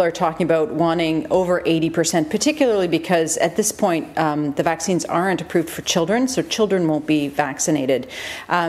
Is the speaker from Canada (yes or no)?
yes; Canada; now in Australia; I'm Canadian